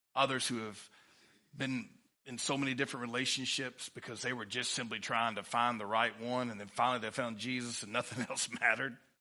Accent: Livingston, Texas, United States; I'm from Livingston, Texas

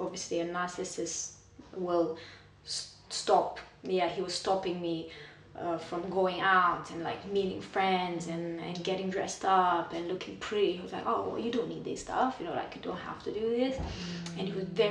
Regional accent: Romania; moved away as an adult; also born or lived in London; I was born and raised in Romania

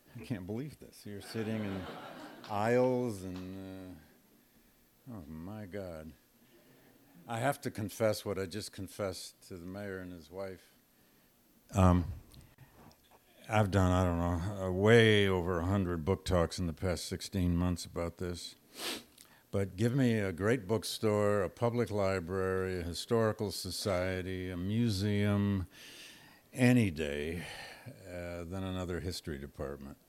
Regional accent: Flint, Michigan, United States; moved away; I grew up in Flint, Michigan, just up the road from Detroit

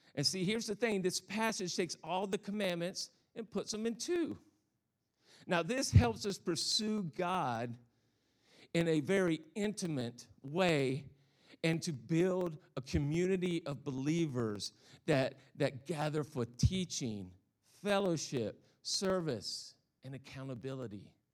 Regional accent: the South, United States; accent: Southern; moved away; I'm a Southern boy. I, I, I come from the South, so if I have this funny accent, that's why

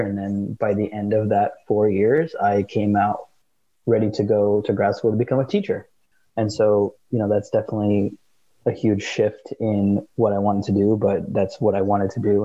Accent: Seattle, Washington, United States; we're from the from the Seattle area

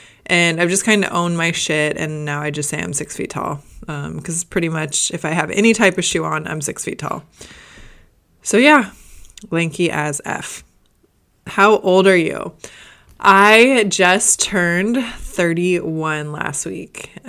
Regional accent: Gainesville, Florida, United States; born there; also born or lived in Boston; so I was actually born in Gainesville, Florida. Whoop, whoop, go Gators. And from there, we lived in Boston for a little bit

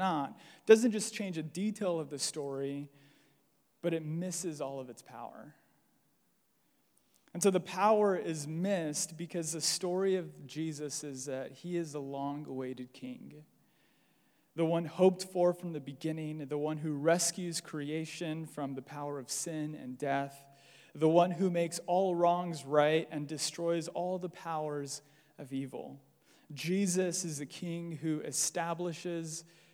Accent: Los Angeles, California, United States; I'm Mexican, born and raised in LA.

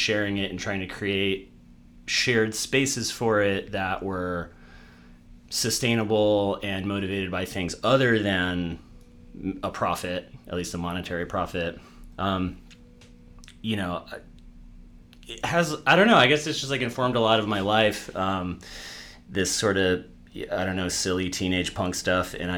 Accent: Massachusetts, United States; I grew up in Massachusetts

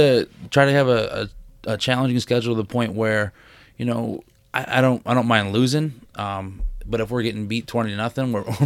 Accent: Salamanca, New York, United States; also born or lived in Florida / Pennsylvania; Yeah, I'm originally from Salamanca. I was born there and lived there for a while. We moved around quite a bit. Spent time in Florida and Pennsylvania. Back to Florida and then ended up graduating high school in Pennsylvania.

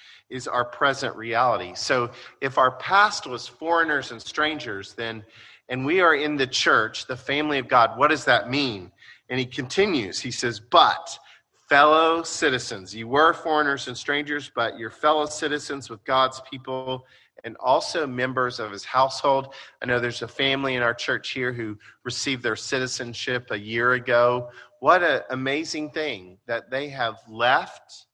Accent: United States; by being Americans

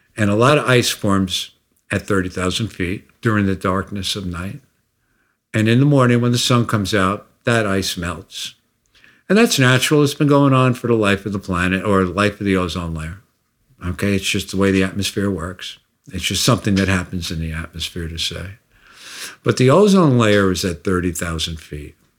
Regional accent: United States; I'm an American

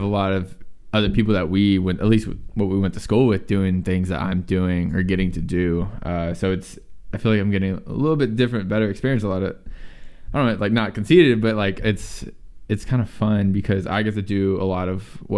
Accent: Huffman, Texas, United States; also born or lived in Galena Park, Texas; now in Georgetown, United States; Born and raised, yeah. Houston area.

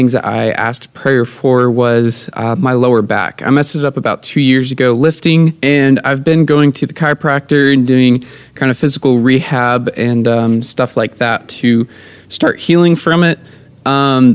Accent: Virginia, United States; moved away; Right now I'm in Virginia in my hometown

